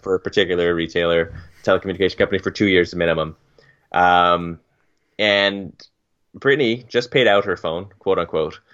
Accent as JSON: {"language": "English", "country": "Turks & Caicos Islands", "tie": "born or raised there", "moved": "yes", "said": "when I was growing up in Turks"}